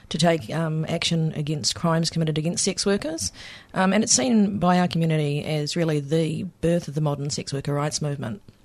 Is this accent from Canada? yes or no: no; New Zealand; moved away as an adult; now in Victoria, Australia; coming from, um, from New Zealand, for people that can't pick my accent